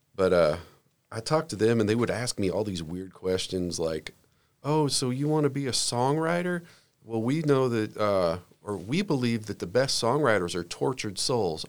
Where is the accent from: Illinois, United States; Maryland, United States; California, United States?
Illinois, United States; Southern; also born or lived in Jacksonville, Florida; I was raised mostly in Southern Illinois, but during that time, for about five years, my family lived in Jacksonville, Florida